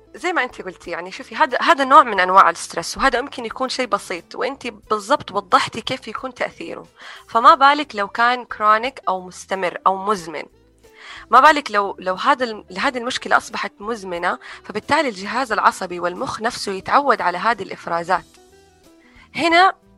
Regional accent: Saudi Arabia; moved away; also born or lived in United States; تجربتي في طفولتي هنا في السعوديه

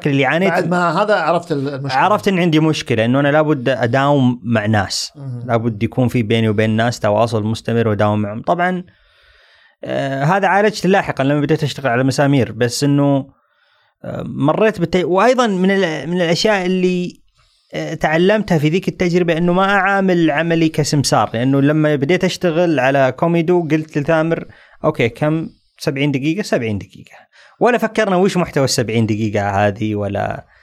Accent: Saudi Arabia

